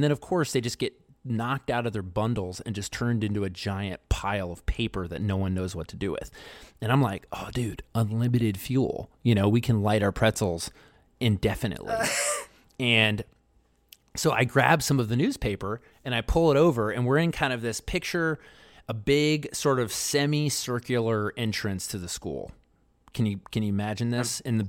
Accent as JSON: {"language": "English", "town": "Baltimore", "region": "Maryland", "country": "United States", "tie": "born or raised there", "said": "I grew up in Baltimore."}